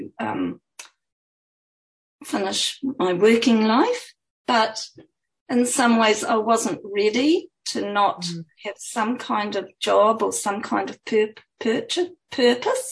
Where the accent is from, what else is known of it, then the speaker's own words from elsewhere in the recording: New Zealand; also born or lived in Auckland, New Zealand; my home country, showcased New Zealand